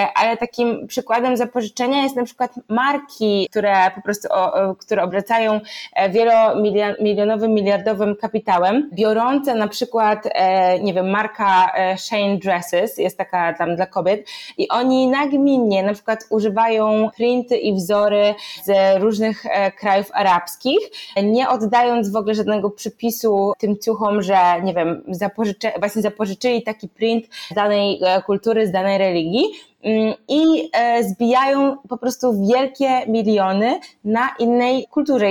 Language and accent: Polish; Poland; ja i dziewczyny się urodziłyśmy w Polsce